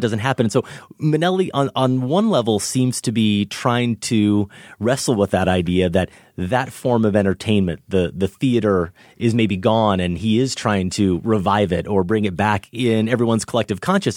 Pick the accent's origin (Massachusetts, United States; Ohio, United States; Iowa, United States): Iowa, United States; middle of Iowa